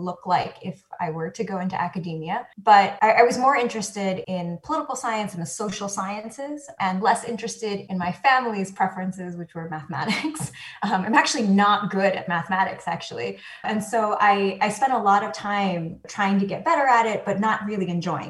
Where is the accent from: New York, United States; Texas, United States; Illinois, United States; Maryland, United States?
New York, United States; New York City; also born or lived in Taiwan; I grew up on the Upper West Side of New York, and I would say that that's sort of where I spent most of my life, of my childhood